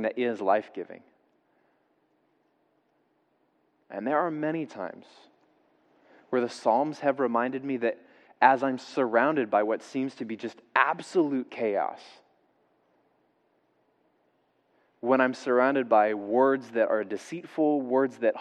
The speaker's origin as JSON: {"language": "English", "region": "the South", "country": "United States", "tie": "born or raised there", "said": "I grew up in the South"}